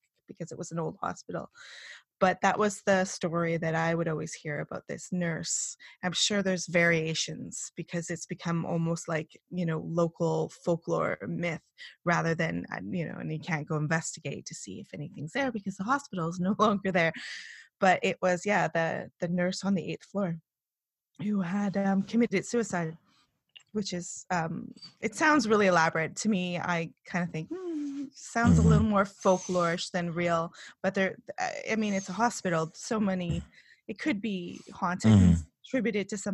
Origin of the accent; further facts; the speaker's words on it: East Coast of Canada, Canada; I was born on the East Coast of Canada